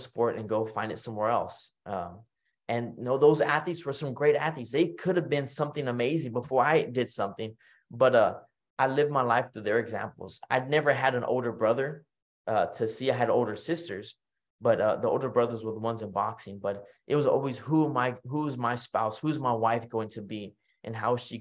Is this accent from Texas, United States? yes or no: yes; Kingsville, Texas, United States; here in my town, my hometown of Kingsville, Texas